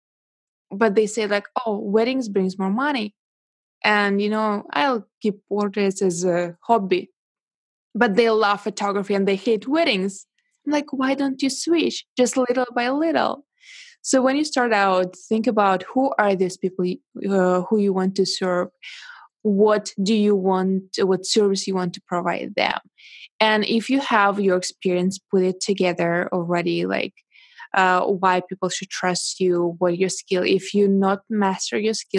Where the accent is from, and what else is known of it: Russia; born or raised there; English is a second language; moved away as an adult; now in China